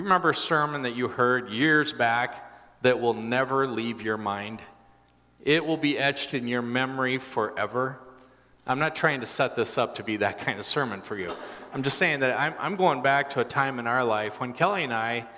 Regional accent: Brazil; I grew up in Brazil in the large city

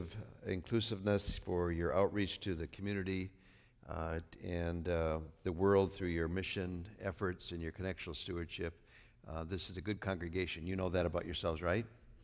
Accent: North Dakota, United States; Well, I grew up in Northwest North Dakota, so.

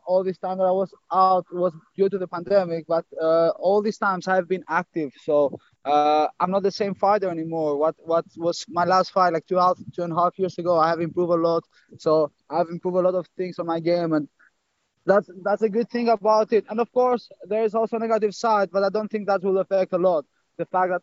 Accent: Albania; also born or lived in Greece; now in Netherlands; I was born and raised in Albania, and then I moved to Greece

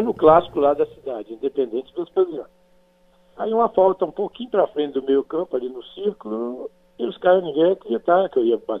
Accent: Minas Gerais, Brazil; eu preferi ficar em Minas Gerais, na minha terra, que eu amo de paixão.

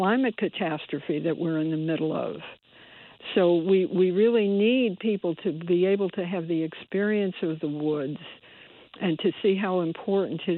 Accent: Bridgeport, Connecticut, United States; I was born and bred in Bridgeport and grew up on the east side

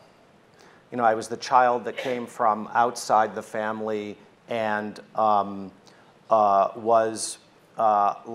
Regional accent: Oak Park, Michigan, United States; I'm a kid from Oak Park, Michigan

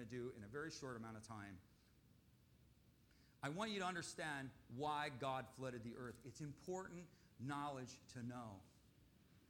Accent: Michigan, United States; I grew up in Michigan

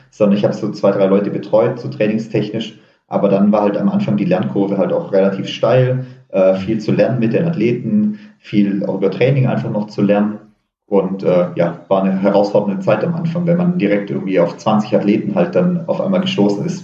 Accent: Baden-Württemberg, Germany; also entweder gehe ich zurück in Schwarzwald, äh, wo ich herkomme, oder ich ziehe irgendwo Richtung Berg.

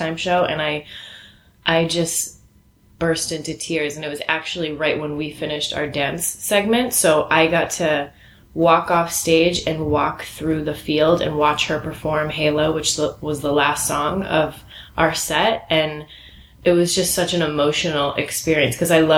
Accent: Worcester, Massachusetts, United States; moved away as an adult; now in Los Angeles, United States; I'm originally from Boston, actually right outside of Boston, Worcester. It's about 45 minutes outside of Boston. And I grew up there

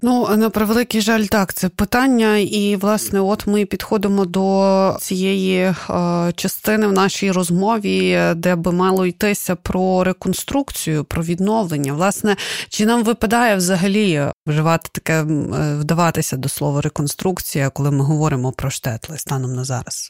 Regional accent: Kyiv, Ukraine; я, наприклад, киянка

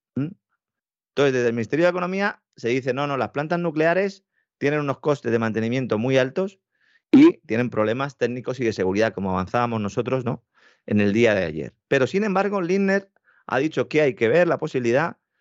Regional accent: Spain; Nosotros, en España

